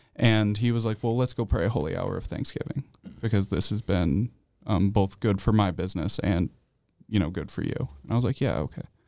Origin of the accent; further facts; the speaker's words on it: central New York, United States; moved away as an adult; also born or lived in Atlanta, Georgia; now in Nashville, United States; I pretty much spent, uh, my formative years up in New York